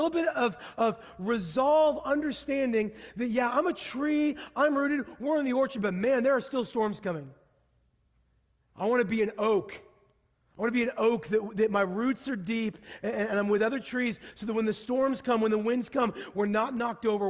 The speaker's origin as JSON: {"language": "English", "region": "Pacific Northwest", "country": "United States", "tie": "born or raised there", "said": "I grew up in the Pacific Northwest."}